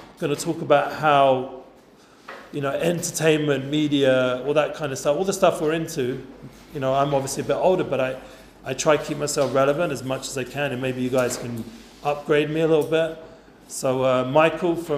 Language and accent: English; London, United Kingdom; now in Efrat, Israel; growing up in Edgeware, since some of the guys know what that means, I was a bit of like a North London secular guy